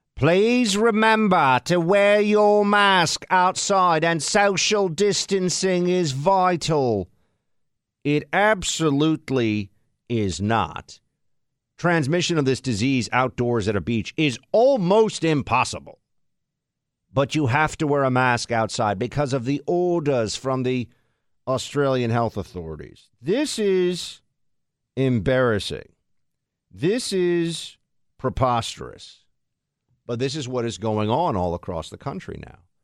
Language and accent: English; New York, United States; I grew up here in New York